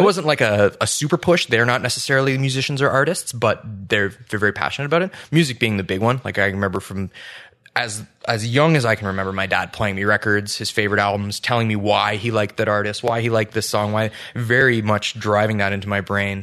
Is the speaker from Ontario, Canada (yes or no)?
yes; St. Catharines, Ontario, Canada; born or raised there; moved away as an adult; also born or lived in Calgary; now in Ottawa, Canada